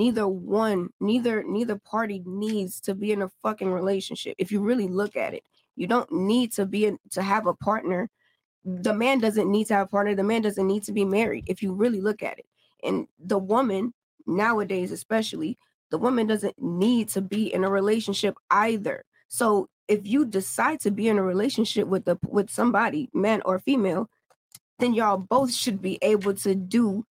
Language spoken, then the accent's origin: English; Louisiana, United States; my people in my family, I'm from Louisiana